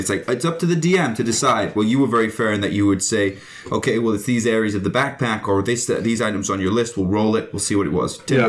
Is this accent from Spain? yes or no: no; Canada; we're so Canadian.